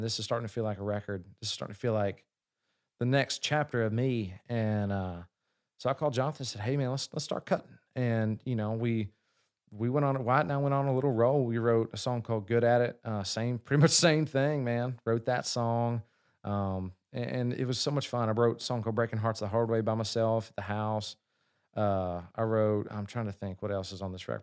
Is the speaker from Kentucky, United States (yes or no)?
yes; Kentucky, United States; I'm from Kentucky